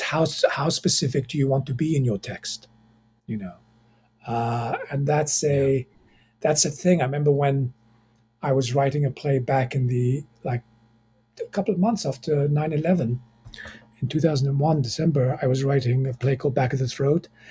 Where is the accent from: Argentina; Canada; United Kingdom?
United Kingdom; England; moved away as an adult; also born or lived in Egypt / Cairo, Egypt; now in United States; I was born in Egypt, raised in England